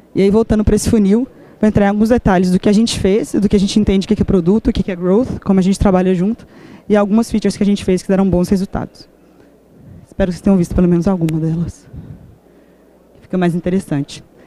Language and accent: Portuguese; Belo Horizonte, Minas Gerais, Brazil; sou de BH, sim, nasci em BH